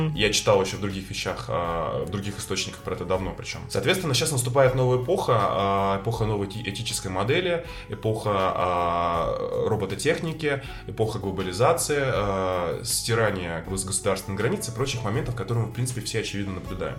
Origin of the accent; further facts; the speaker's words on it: Saint Petersburg, Russia; как и я, рос в Петербурге в 90-х